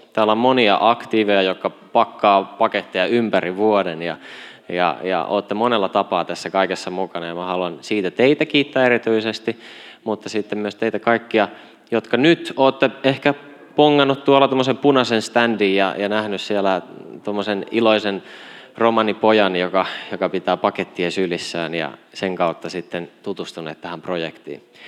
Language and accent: Finnish; Kauhava, South Ostrobothnia, Finland; Kasvoin Etelä-Pohjanmaalla Ylihärmä-nimisessä paikassa, jota ei enää kartalta löydy. Se on Kauhava nykyisin